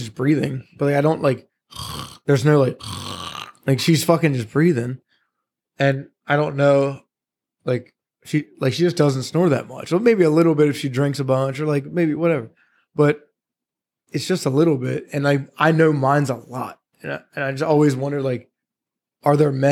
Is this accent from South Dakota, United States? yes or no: no; Gettysburg, Pennsylvania, United States; I'm from the Gettysburg area.